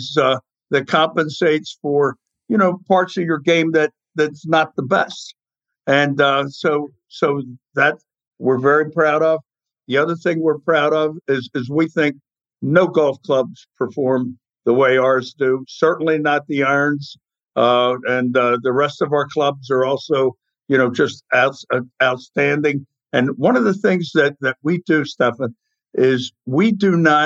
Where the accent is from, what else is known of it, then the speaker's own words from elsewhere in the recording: Baltimore, Maryland, United States; I'm from Charm City